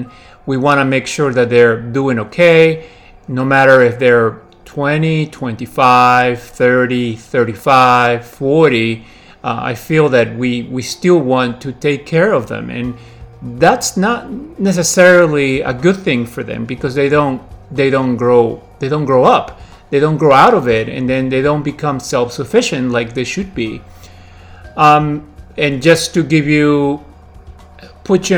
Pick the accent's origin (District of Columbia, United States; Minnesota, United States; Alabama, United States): District of Columbia, United States; Washington; also born or lived in Lima, Peru; I'm originally born in Peru, Lima, Peru, and I grew up in the Washington, D.C. area, and I've lived here over the last 30 years.